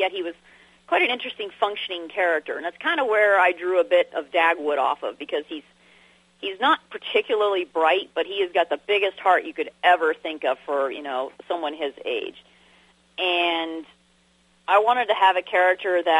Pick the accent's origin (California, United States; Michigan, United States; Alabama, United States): California, United States; San Diego; moved away as an adult; also born or lived in Arkansas; now in Kentucky, United States; I was born in San Diego, California